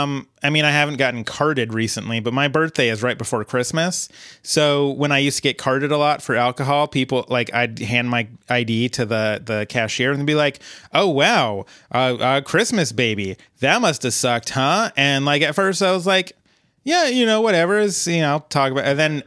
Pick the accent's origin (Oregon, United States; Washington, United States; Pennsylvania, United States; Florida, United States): Oregon, United States; Ben; I'm from Ben, Oregon.